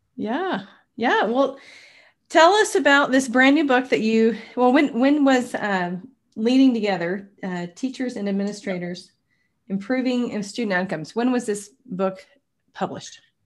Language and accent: English; Tyler, Texas, United States; I'm from Texas, actually, grew up about two hours from Waco in a community called Tyler